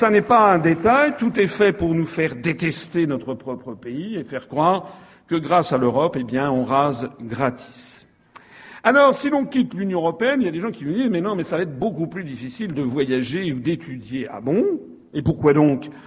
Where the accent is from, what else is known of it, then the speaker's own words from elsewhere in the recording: Guadeloupe; Mais quand on est Guadeloupéen, on se dit mais à quoi sert la France